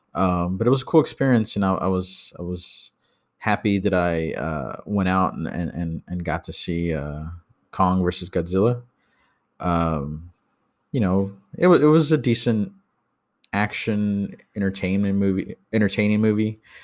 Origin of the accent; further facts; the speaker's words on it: Texas, United States; I'm from Texas.